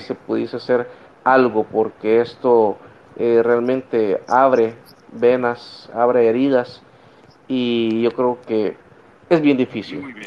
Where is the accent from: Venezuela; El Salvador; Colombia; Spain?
El Salvador; nosotros como pueblo salvadoreño